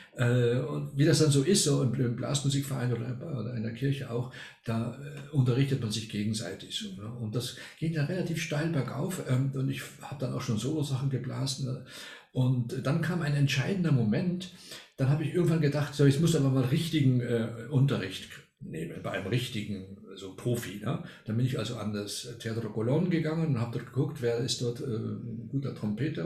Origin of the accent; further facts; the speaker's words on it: Argentina; moved away as an adult; now in Germany; ich bin gar nicht in Deutschland geboren oder aufgewachsen, sondern in Argentinien. Mhm. Da war ich bis 19 Jahre